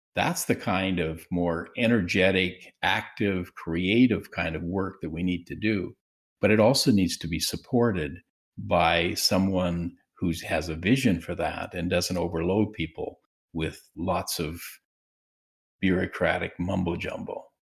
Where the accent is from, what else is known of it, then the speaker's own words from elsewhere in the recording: Swift Current, Saskatchewan, Canada; I was, uh, born and raised in Swift Current, Saskatchewan